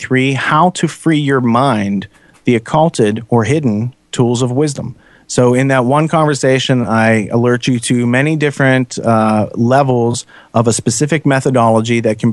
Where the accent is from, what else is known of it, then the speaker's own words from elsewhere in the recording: United States; as an American